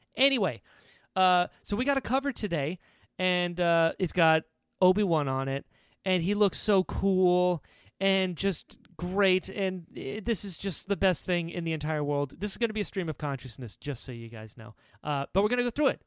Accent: North Carolina, United States; I'm from North Carolina. We don't say those.

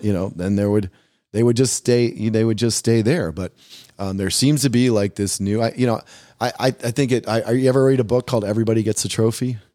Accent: United States; also born or lived in Brazil; as an American gringo

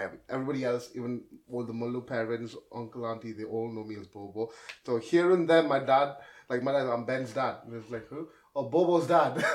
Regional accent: Newcastle upon Tyne, North East England, United Kingdom; also born or lived in the Gulf; I'm from Newcastle originally. So, yeah, I'm a Geordie at heart

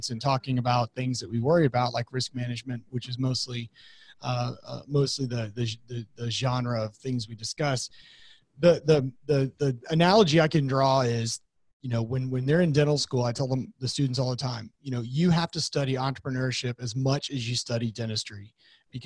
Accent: Austin, Texas, United States; I'm originally from Austin, Texas, born there, kind of a unicorn in that world, being born from there

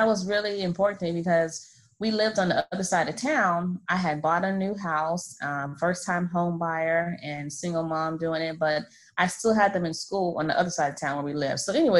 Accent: Florida, United States; So I have two girls, 13 and 8, and I'm from Florida.

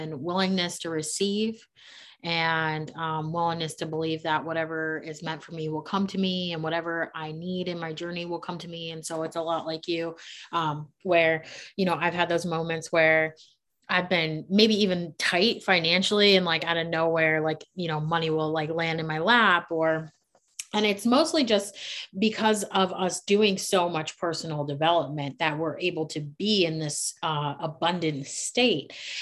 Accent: Maryland, United States; moved away as an adult; now in Charlotte, United States; I'm from Maryland. I grew up in the city.

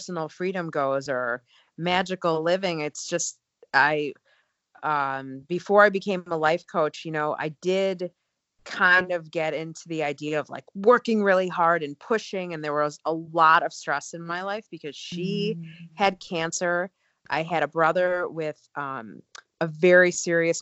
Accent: outside of Chicago, the Midwest, Illinois, United States; I grew up in the Midwest outside of Chicago

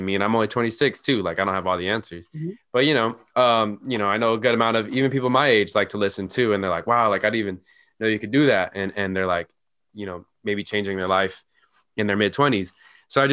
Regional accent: Santa Ana, California, United States; also born or lived in Sacramento; I grew up in Santa Ana, and then right before high school, we moved into this like suburb of Santa Ana.

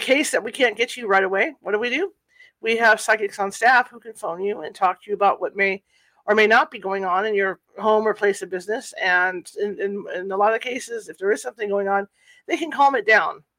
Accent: California, United States; I'm from California

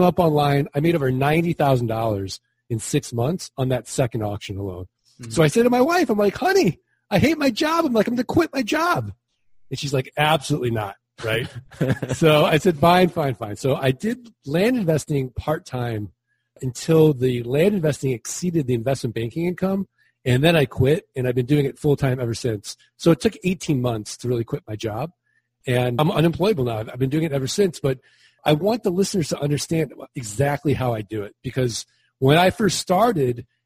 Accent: St. Louis, Missouri, United States

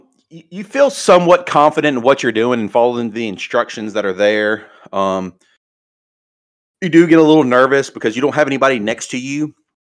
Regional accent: New Orleans, Louisiana, United States; I am from New Orleans, Louisiana. Graduated from Louisiana State University.

